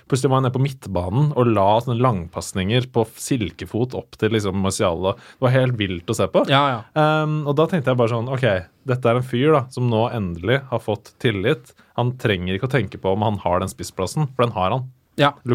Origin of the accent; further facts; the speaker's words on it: Norway; Det er veldig lett å si som